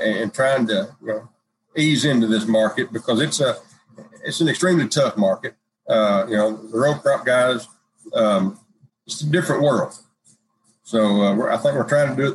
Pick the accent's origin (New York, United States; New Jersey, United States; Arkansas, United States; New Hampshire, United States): Arkansas, United States; Newport; Born and raised in Newport, Arkansas, just grew up out in the middle of a rice field, more or less